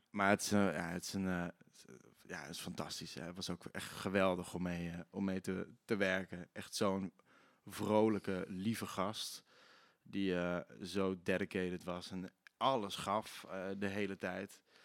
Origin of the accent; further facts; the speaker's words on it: Limburg, Netherlands; accent: Limburgish; Ik ben wel Limburgs opgevoed. Ik spreek wel dialect.